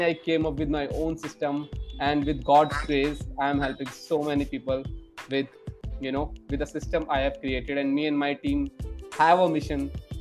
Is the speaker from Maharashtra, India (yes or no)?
no; New Delhi, Delhi, India; I'm a Delhiite, means I was born and brought up in New Delhi itself, and I did my schooling from here itself.